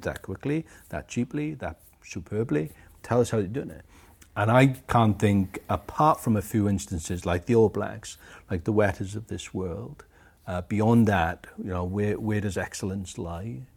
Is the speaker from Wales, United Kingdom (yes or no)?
yes; Aberdare, Wales, United Kingdom; also born or lived in Pontypridd; I was born in Aberdare, which is further up the valleys, an old mining, uh, village.